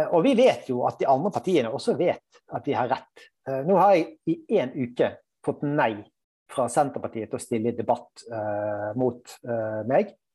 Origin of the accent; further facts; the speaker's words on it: Bergen, Vestland, Norway; also born or lived in Trøndelag; now in Oslo, Norway; jeg er bergenser